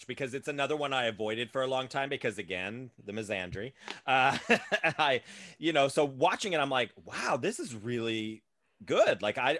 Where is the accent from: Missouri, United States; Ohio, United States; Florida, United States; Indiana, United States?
Ohio, United States; when I was growing up in Ohio